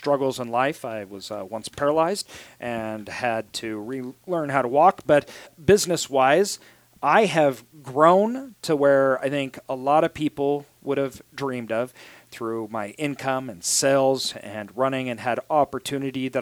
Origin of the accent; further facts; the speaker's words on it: Idaho, United States; I'm from Idaho